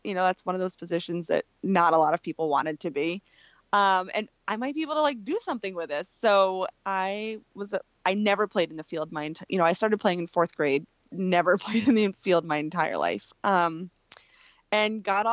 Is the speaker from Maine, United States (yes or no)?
yes; Maine, United States; I grew up in Maine, and that's where I live now still